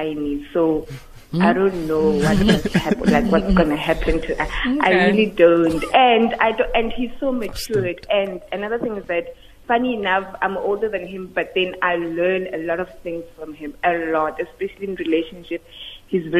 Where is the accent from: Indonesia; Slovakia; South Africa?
South Africa; moved away as an adult; now in Japan; I'm a South African citizen staying abroad